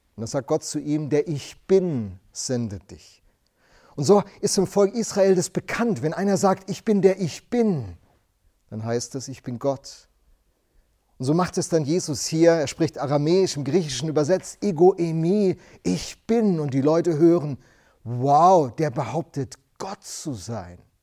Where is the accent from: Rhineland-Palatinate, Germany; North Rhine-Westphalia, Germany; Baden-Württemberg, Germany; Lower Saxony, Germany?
Rhineland-Palatinate, Germany; Rhenish Hesse; Ich bin in einer Weingegend groß geworden in Rheinhessen